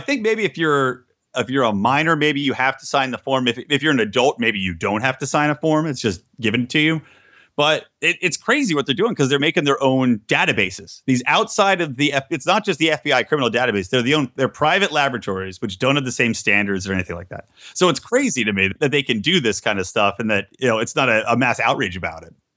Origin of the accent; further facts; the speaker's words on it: Yardley, Pennsylvania, United States; I grew up in Bucks County, Pennsylvania